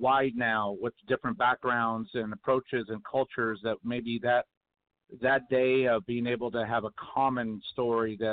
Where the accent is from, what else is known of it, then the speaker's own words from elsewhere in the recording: Iowa, United States; moved away; also born or lived in Kansas; I grew up in Iowa and I lived in Kansas